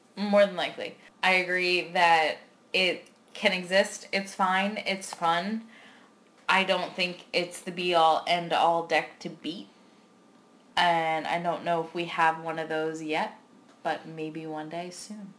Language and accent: English; Philadelphia, Pennsylvania, United States; I'm your stereotypical Philly girl